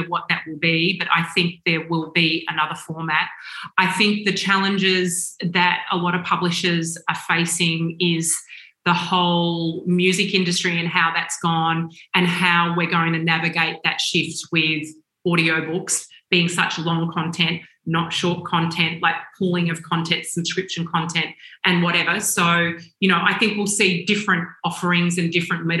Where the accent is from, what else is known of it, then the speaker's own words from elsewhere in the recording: Australia; being Australian, and always feeling, not that we feel like this anymore, as an Australian company